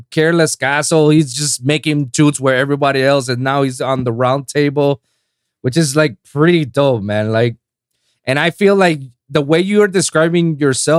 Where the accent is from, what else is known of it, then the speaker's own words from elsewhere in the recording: Puerto Rico; accent: Spanish; English is a second language; moved away as an adult; I'm from Puerto Rico. I was born and raised in the island for 25 years